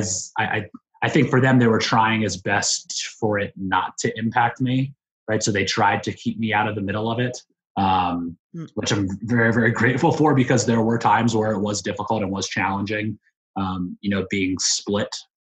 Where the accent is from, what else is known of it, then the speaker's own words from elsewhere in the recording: Mechanicsburg, Pennsylvania, United States; moved away as an adult; now in Washington, D.C., United States; I grew up in central Pennsylvania in a small town called Mechanicsburg, Pennsylvania